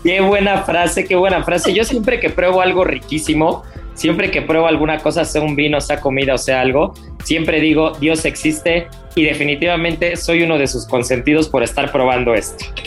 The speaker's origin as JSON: {"language": "Spanish", "country": "Mexico", "said": "como buen mexicano"}